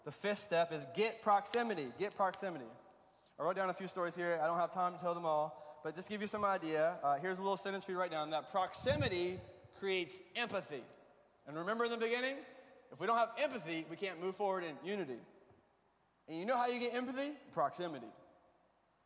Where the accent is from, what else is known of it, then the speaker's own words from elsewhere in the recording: Alabama, United States; I grew up in Alabama